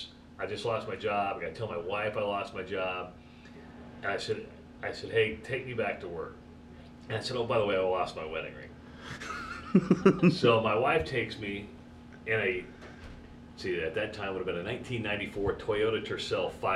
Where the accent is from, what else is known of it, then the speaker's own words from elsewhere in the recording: Iowa, United States; moved away as an adult; also born or lived in Wisconsin; I'm from Iowa, right? I grew up wrestling